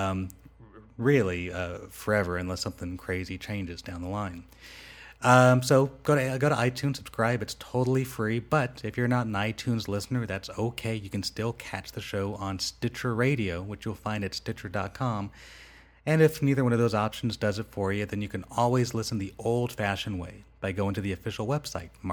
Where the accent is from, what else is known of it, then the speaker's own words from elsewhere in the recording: Rancho Cucamonga, California, United States; moved away as an adult; now in Las Vegas, United States; I grew up in Rancho Cucamonga.